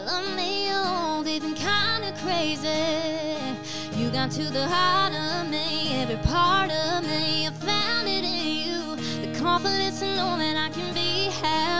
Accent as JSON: {"language": "English", "region": "Alabama", "country": "United States"}